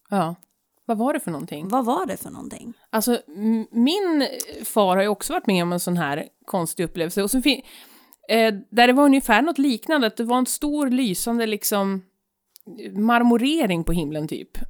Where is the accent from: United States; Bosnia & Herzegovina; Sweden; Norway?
United States; moved away; Alltså jag är ju amerikan.